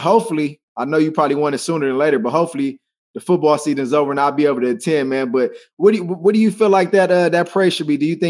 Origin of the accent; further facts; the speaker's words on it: Los Angeles, California, United States; growing up in Los Angeles